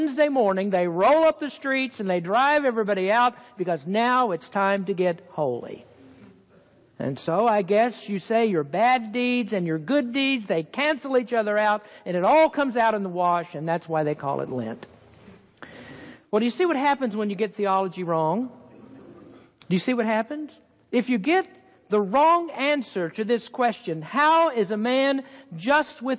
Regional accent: the Bible Belt, United States; now in Petaluma, United States; I grew up in the Baptist Church in the Bible Belt

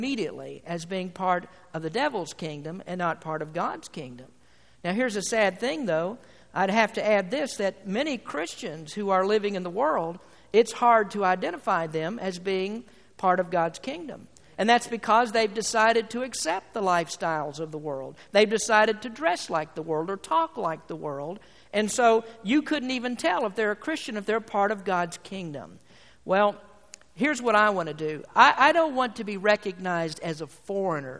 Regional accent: United States; I'm an American citizen.

